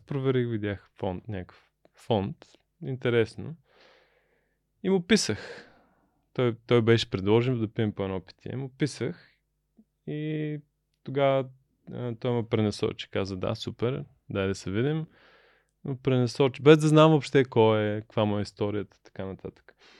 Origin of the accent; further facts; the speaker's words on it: Burgas, Burgas Province, Bulgaria; moved away as an adult; also born or lived in United States; Аз съм от Бургас, баща ми е морски човек, капитан на кораб